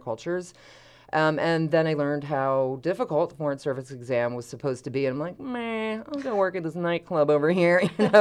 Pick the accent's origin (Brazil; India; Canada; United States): United States; Philadelphia, Pennsylvania; moved away; I'm from suburban Philadelphia